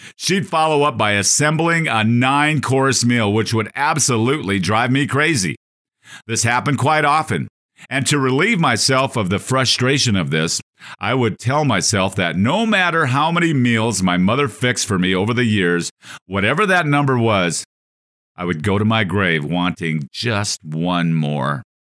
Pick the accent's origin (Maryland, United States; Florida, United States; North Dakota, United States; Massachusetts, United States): North Dakota, United States; Growing up on a five thousand acre North Dakota cattle ranch in the sixties and seventies